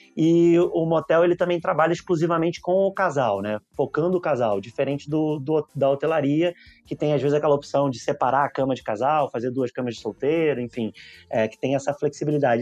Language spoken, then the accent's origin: Portuguese; Rio de Janeiro, Brazil; accent: carioca; moved away as an adult; now in São Paulo, Brazil; eu sou carioca. Vim morar em São Paulo